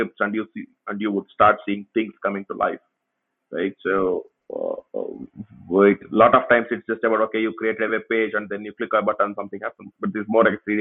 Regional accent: Tumkur, Karnataka, India; This was just in my hometown. I mean, my hometown actually have a lot of engineering colleges, but there are not really many software companies

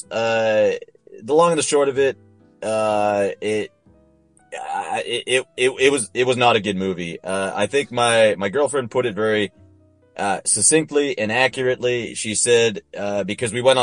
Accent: France; first language French; English is a second language; I am French. Like, it was my first language

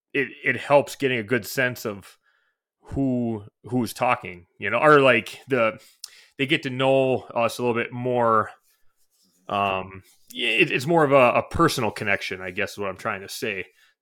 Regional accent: Forest Lake, Minnesota, United States; So I was born in Minnesota, Forest Lake, Minnesota. So that's where I spent most of my life, really. I was born there.

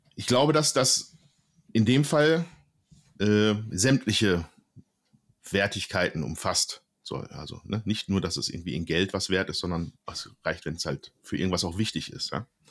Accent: Oberhausen, North Rhine-Westphalia, Germany; ich komme aus Oberhausen, Ruhrgebiet

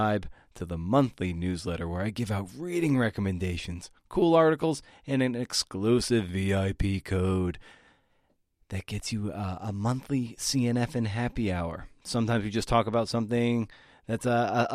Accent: Boston area, Massachusetts, United States; a longtime columnist for the Boston Globe, my hometown paper

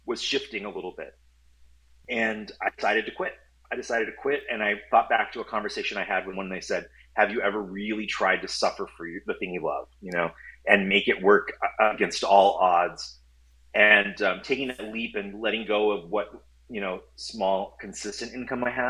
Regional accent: Southern California, United States; also born or lived in Orange County / Los Angeles; I grew up in Southern California. I'm fourth generation Los Angelino.

